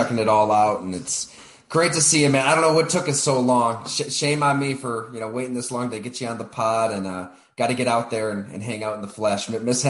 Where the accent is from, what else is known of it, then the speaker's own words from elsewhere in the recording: Western New York, United States; moved away; also born or lived in Green Bay, Wisconsin; I'm from Western New York and that magnetic pull was always kind of there